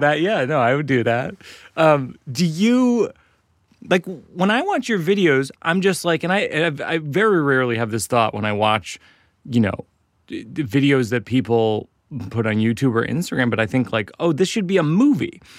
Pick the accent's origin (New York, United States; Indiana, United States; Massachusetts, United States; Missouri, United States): Massachusetts, United States; Boston; I'll be in Boston, my hometown